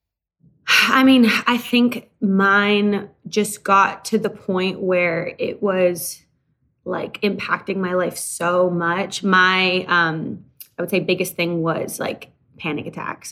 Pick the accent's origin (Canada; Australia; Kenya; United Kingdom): Canada; moved away; I'm originally from Canada and started my career up in Canada